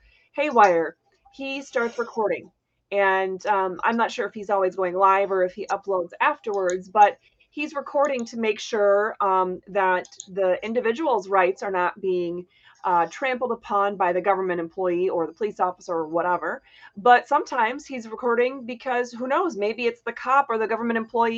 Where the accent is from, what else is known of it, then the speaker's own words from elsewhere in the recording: Hancock, Michigan, United States; born there; I was born up there. Well, okay, I was born in Hancock. I'm actually not sure what county Hancock is in, but I think it's the same county. Anyway, that's where my family is from.